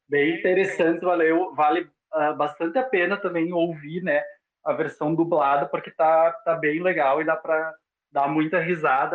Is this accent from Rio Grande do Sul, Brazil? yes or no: yes; interior of Rio Grande do Sul, Brazil; Eu sou do interior do Rio Grande do Sul, sim, moro aqui em Cerro Largo, perto da fronteira aqui com a Argentina